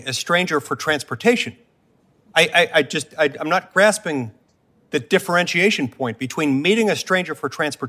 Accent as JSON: {"language": "English", "town": "Provo", "region": "Utah", "country": "United States", "said": "I'm just a small country lawyer from Provo, Utah"}